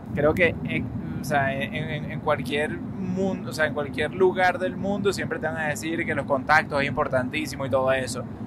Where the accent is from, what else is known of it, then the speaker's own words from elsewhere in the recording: Venezuela; moved away as an adult; now in United States; creciendo en Venezuela lo sabía, yendo a la Universidad Metropolitana